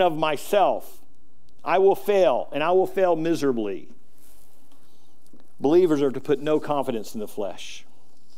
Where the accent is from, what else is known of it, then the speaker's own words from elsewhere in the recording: United States; I'm American. I'm thankful that I was born in America